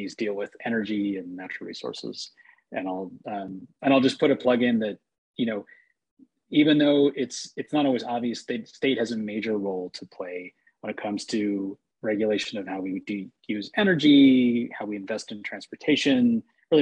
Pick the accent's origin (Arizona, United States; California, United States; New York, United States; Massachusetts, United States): Massachusetts, United States; moved away as an adult; now in Utah, United States; I hail from Massachusetts.